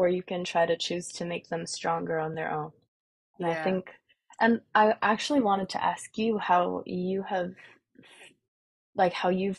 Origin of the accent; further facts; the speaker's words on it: Vancouver, British Columbia, Canada; my dad is from where I'm from, Vancouver